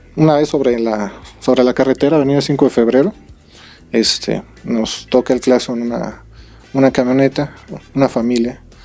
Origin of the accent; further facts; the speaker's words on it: Querétaro, Mexico; Todos somos ciudadanos, somos queretanos y pues un orgullo ser, ser policía